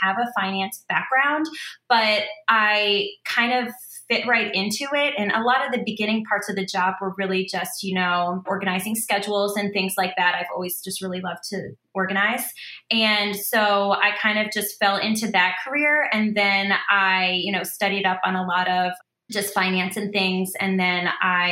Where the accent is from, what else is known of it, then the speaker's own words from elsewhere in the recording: Philadelphia, Pennsylvania, United States; moved away as an adult; also born or lived in Baltimore, Maryland; now in Maryland, United States; I was born and raised in the suburbs of Philadelphia